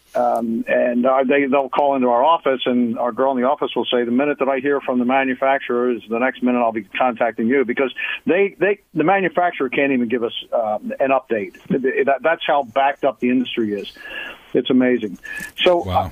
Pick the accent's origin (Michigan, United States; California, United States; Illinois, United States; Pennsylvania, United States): Pennsylvania, United States; Philadelphia; now in Tampa Bay, United States; I'm from the Northeast, the, the Philadelphia area